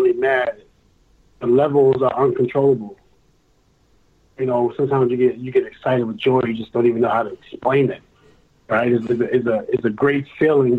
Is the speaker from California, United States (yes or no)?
no; New York, United States; I'm from New York